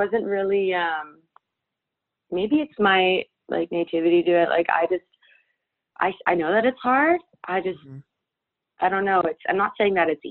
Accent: Surrey, British Columbia, Canada; also born or lived in Vancouver; I was born and raised in Vancouver, and then I grew up in a town called Surrey for my entire youth, and then I moved back to Vancouver as I was starting university.

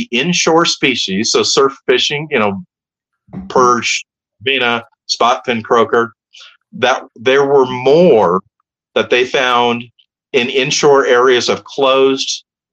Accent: Palos Verdes, California, United States; also born or lived in Hermosa Beach, California; when I was a kid, I grew up in Hermosa Beach, and then we moved to Palos Verdes, so I was in the South Bay.

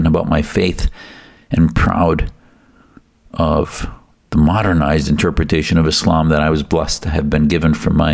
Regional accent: United States; as American Muslims

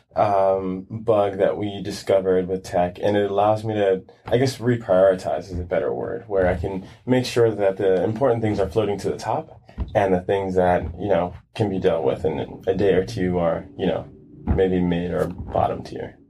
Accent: New York City, New York, United States; moved away as an adult; now in California, United States; I grew up in Brooklyn, Brooklyn, New York. Mm-hmm. Um, stayed there until I was about maybe 18

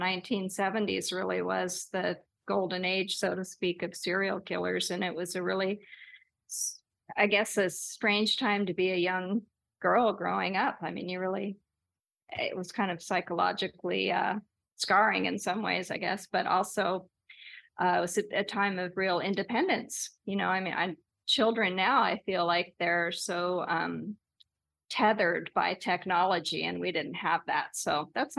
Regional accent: Los Angeles, California, United States; growing up in Los Angeles

